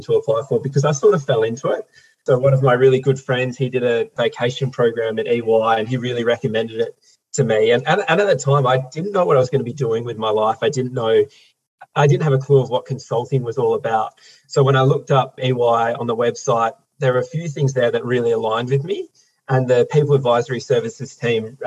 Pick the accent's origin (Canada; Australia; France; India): Australia; Perth, Western Australia; I was born and raised here in South Perth into a family of 6 kids